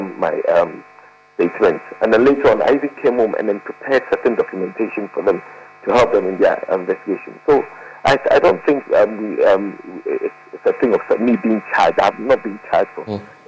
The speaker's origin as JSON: {"language": "English", "country": "Ghana", "said": "as a Ghanaian"}